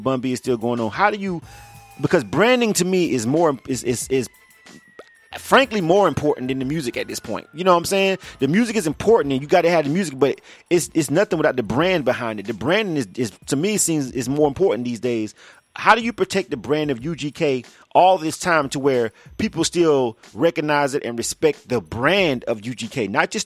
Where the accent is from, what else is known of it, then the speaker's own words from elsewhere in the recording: Florida, United States; I'm from the South. I was born and raised in Florida